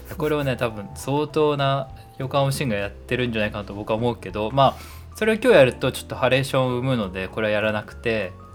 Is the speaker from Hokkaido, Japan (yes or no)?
no; Yokohama, Kanagawa, Japan; moved away as an adult; 生まれ故郷の横浜に帰ってきた2人